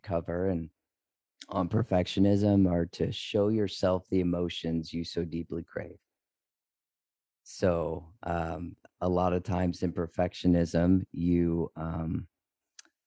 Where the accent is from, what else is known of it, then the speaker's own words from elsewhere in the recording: Texas, United States; now in St. Croix, U.S. Virgin Islands; I'm originally from Texas, but right now we're living in St. Croix.